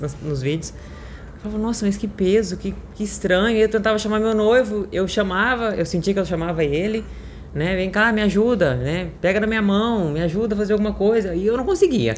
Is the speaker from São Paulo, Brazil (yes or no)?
yes; Franca, São Paulo, Brazil; Sou de Franca, interior de São Paulo